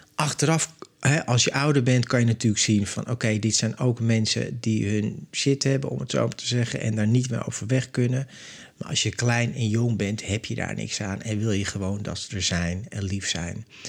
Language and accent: Dutch; Amsterdam, North Holland, Netherlands; now in Zandvoort, Netherlands; Ik ben opgegroeid in Amsterdam. Ik woon nu in Zandvoort.